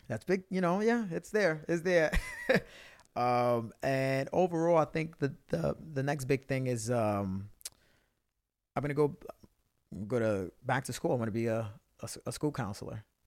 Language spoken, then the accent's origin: English; New York City, New York, United States; I'm a kid from the Bronx